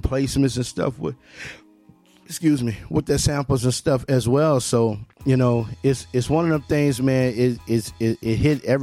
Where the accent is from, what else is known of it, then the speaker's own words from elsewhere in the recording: Memphis, Tennessee, United States; He's from my hometown. He's from my birthplace, Memphis, Tennessee